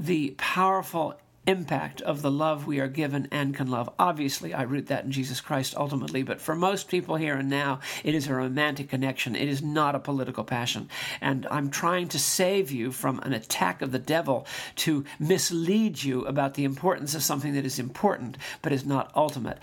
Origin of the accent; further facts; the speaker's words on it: New York, United States; I grew up in Sutton Place in New York